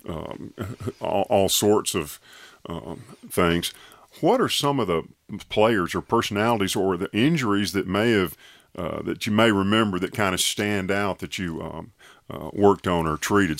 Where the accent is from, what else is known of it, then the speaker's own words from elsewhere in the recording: Tuscaloosa, Alabama, United States; growing up in Tuscaloosa